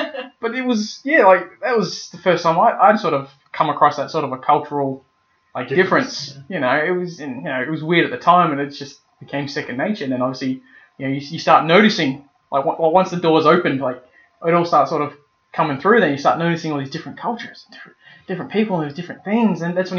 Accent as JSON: {"language": "English", "town": "Sydney", "region": "New South Wales", "country": "Australia", "also_born_or_lived": "Perth", "lives_now": "Adelaide, Australia", "said": "Because I'm a Sydney boy. I was born in Sydney, moved from Sydney to Perth, and Perth to Adelaide."}